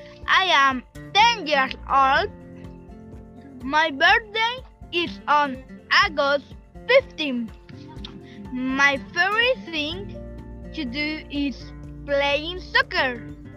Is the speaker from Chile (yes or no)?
yes; Chile; English is a second language; I am from Chile. I'm grade 5. I am 10 years old.